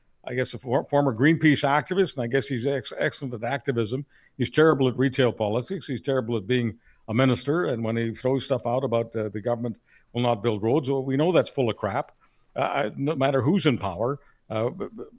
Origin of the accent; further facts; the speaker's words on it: Quebec, Canada; I'm from Quebec.